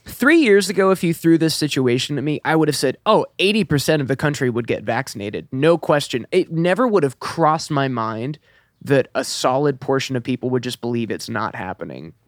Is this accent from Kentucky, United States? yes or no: yes; Elizabethtown, Kentucky, United States; moved away; I'm originally from Kentucky, about two hours north